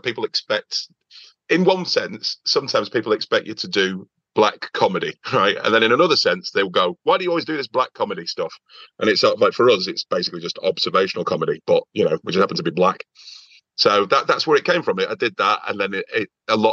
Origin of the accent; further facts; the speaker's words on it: Oldham, North West England, United Kingdom; also born or lived in Liverpool; I'm again coming from Oldham